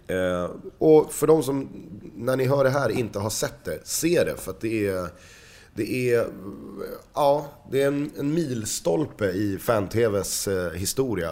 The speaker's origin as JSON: {"language": "Swedish", "town": "Stockholm", "region": "Stockholm County", "country": "Sweden", "accent": "Stockholm dialect", "said": "du låter för mycket Stockholm. Mm. Ehm, så att vi måste tona ner din Stockholmsdialekt"}